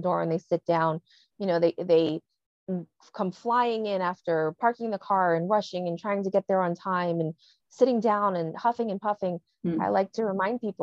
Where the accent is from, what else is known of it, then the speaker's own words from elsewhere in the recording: New York City, New York, United States; I grew up inner city in New York